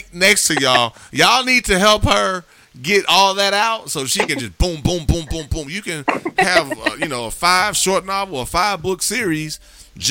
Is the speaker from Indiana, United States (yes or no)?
yes; Gary, Indiana, United States; I grew up in Gary, Indiana